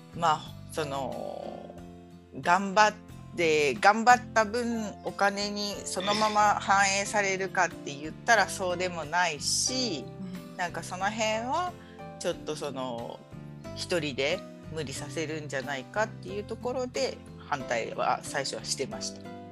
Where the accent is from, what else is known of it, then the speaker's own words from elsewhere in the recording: Kagoshima, Japan; now in Aira, Japan; 私鹿児島市の出身で